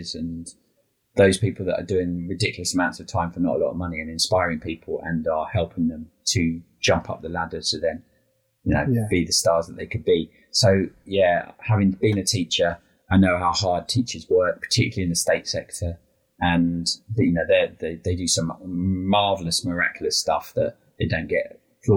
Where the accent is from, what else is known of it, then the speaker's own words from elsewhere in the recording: Brentford, London, United Kingdom; when I was a kid, even though we were living in Brentford